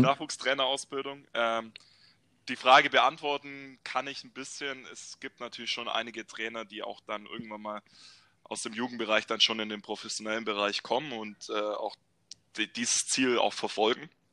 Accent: Bavaria, Germany; moved away as an adult; also born or lived in Baden-Württemberg; ich bin ursprünglich ein Bayer, tatsächlich

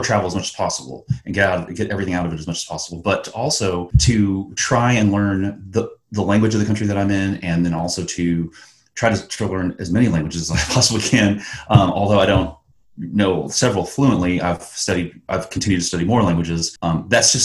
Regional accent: Texas, United States; moved away as an adult; also born or lived in Germany / South Korea; I was living in Texas. I was living in my hometown.

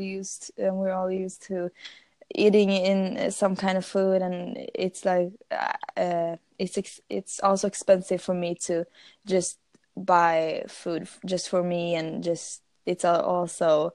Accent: Sweden; English is a second language; And my English is really bad because I'm from Sweden

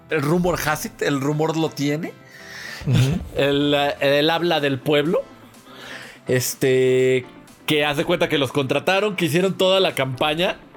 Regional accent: Mexico City, Mexico; accent: chilango; somos chilangos. Ah, no, no, no, pues ese es el tono. O sea, pues que, que, de aquí somos

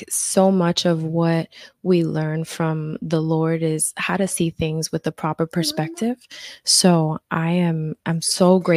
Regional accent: Newark, New Jersey, United States; you know i'm from Newark and i had

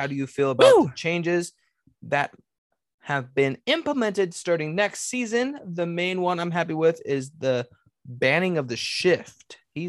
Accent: Kentucky, United States; Just for clarification, I'm from Northern Kentucky.

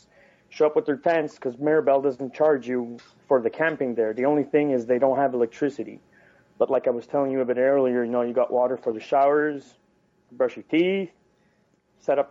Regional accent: Canada; We are Canadian

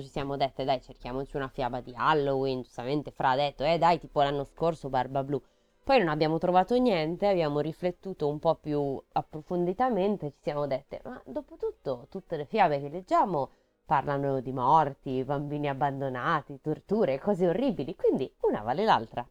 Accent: Milan, Lombardy, Italy; non si sente neanche un po' che siamo di Milano

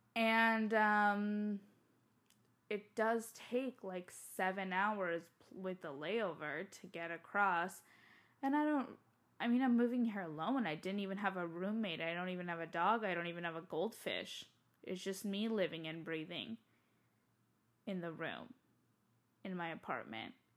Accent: San Diego, California, United States; moved away as an adult; also born or lived in Tokyo, Japan; now in Baltimore, United States; I was born and raised in San Diego

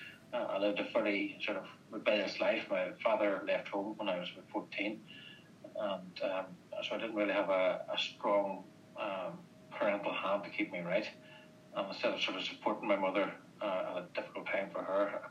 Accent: Northern Ireland, United Kingdom; moved away as an adult; now in Australia; I was born and bred in Northern Ireland.

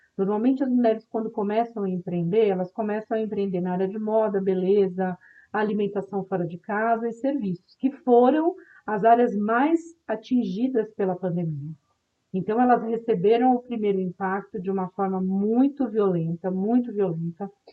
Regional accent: Brazil; como brasileiros e brasileiras que vivem nesse país

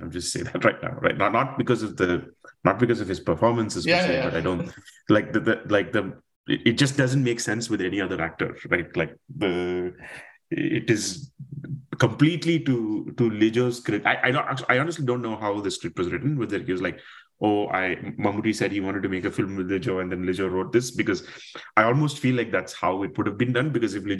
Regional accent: Kerala, India; accent: Tamil-influenced Malayalam; I'm a Malayali, but I have a heavy Tamil film influence in my Malayalam or accent and sort of the way I speak Malayalam.

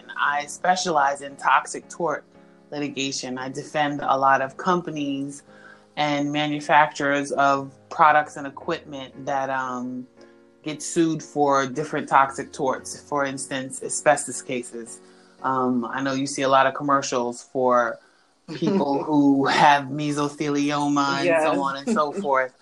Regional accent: New York City, New York, United States; moved away as an adult; I'm from New York, born and raised in the Bronx

